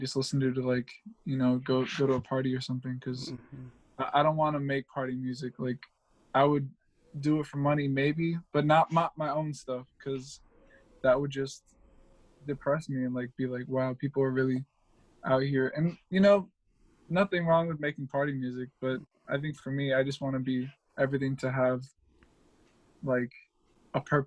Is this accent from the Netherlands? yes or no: no; Raleigh, North Carolina, United States; I'm from Raleigh, North Carolina. I'm North Raleigh. Although I got friends all around town, but that's just where, you know, that's where I grew up.